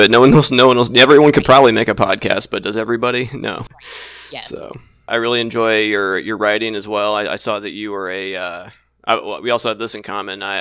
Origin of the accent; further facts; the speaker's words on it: Bloomington, Indiana, United States; also born or lived in Ukiah, California; I was born in Bloomington and I went to oh, school okay. there, but I live just north of Indianapolis now.